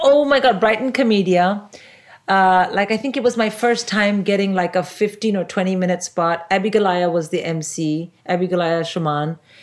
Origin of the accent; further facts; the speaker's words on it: India; now in United Kingdom; I'm an Indian